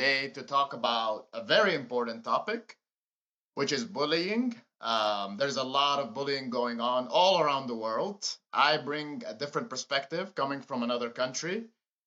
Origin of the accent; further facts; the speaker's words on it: Amman, Amman Governorate, Jordan; moved away as an adult; now in United States; So I was born in Jordan, in Amman, Jordan